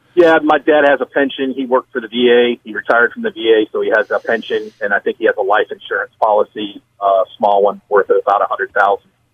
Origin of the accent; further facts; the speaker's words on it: Florida, United States; I'm actually from Florida